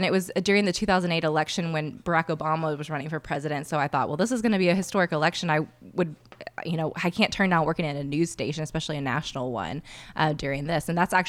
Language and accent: English; Fort Worth, Texas, United States; Yes, I was. I'm a Texas girl through and through.